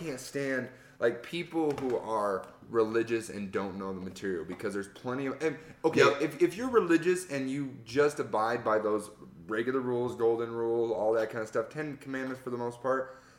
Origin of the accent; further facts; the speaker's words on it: Price, Utah, United States; born there; And I was from Price. That's where I was born.